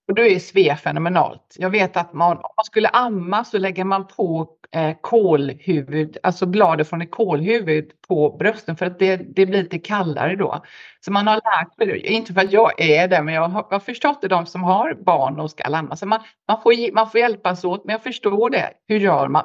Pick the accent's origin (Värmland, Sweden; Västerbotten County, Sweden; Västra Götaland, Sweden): Västra Götaland, Sweden; Gothenburg; also born or lived in Stockholm; now in Perth, Australia; min hemstad i Sverige, Göteborg